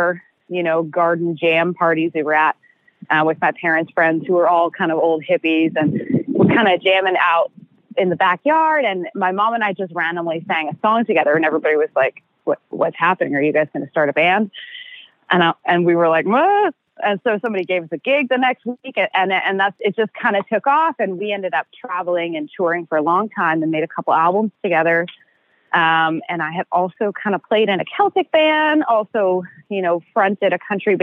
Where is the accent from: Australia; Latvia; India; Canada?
Canada; rural area near Stratford, Ontario; moved away as an adult; now in Nashville, United States; I call Stratford my hometown, but really I'm from like the cornfields